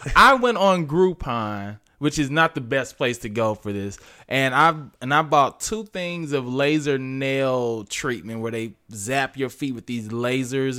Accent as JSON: {"language": "English", "town": "St. Louis", "region": "Missouri", "country": "United States", "tie": "born or raised there", "also_born_or_lived": "Arkansas", "moved": "yes", "said": "Then moved to Arkansas, where I was born, but I was raised in Saint Louis."}